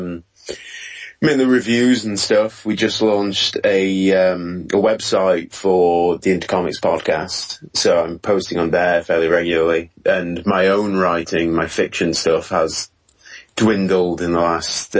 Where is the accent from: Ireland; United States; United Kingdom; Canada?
United Kingdom; England; I am actually from England.